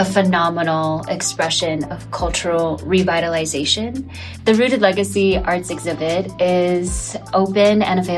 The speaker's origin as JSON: {"language": "English", "town": "St. Paul", "region": "Minnesota", "country": "United States", "tie": "born or raised there", "said": "I am from St. Paul, born and raised on the East Side"}